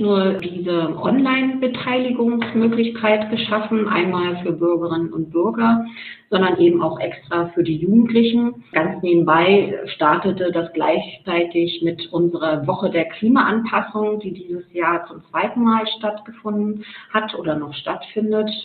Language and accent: German; Mecklenburg-Vorpommern, Germany; moved away as an adult; also born or lived in Leipzig; Ich stamme ursprünglich aus Mecklenburg-Vorpommern.